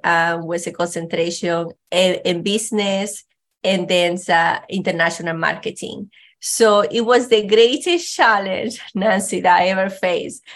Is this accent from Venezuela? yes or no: yes; Venezuela; English is a second language; moved away as an adult; also born or lived in Chattanooga, Tennessee; now in United States; I grew up in Venezuela, and with my grandparents